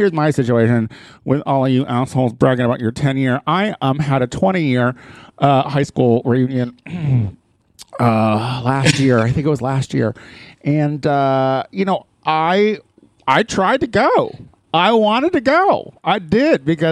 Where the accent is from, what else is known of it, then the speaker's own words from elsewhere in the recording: Clinton, Illinois, United States; moved away; Clinton, Illinois had its impact on me for sure